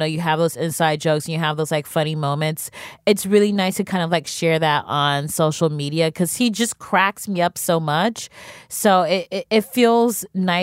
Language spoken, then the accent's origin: English; Cleveland, Ohio, United States; now in New York, United States; I'm from Cleveland, Ohio